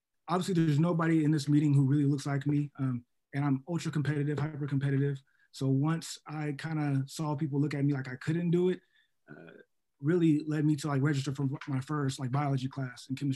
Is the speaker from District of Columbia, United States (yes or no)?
no; Seattle, Washington, United States; moved away as an adult; also born or lived in New York; now in Ohio, United States; I'm originally from Seattle, Washington, made way to New York for a couple of years, and then came down to Ohio because of this opportunity